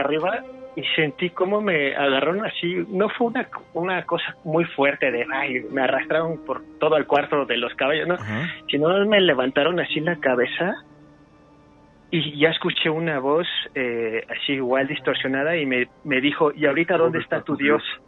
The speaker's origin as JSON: {"language": "Spanish", "town": "Cuautitlán Izcalli", "region": "State of Mexico", "country": "Mexico", "said": "yo soy del Estado de México, eh, de acá de Cuautitlán Izcalli."}